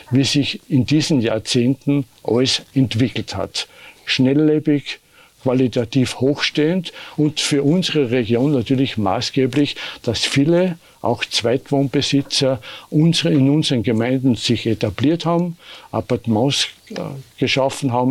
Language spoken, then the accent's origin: German; Tauplitz, Styria, Austria; also born or lived in Knoppen; auf die Welt bin ich gekommen im Hause Schulerer in Knoppen, aufgewachsen in der Tauplitz, wo mein Wohnort ist, und die Schulzeit in Tauplitz, Bodersee und in Litzen absolviert